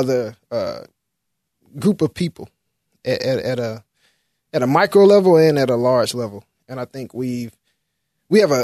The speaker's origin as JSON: {"language": "English", "town": "Memphis", "region": "Tennessee", "country": "United States", "tie": "born or raised there", "said": "I was born in Memphis in Whitehaven, and I didn't have a black classmate for 12 years"}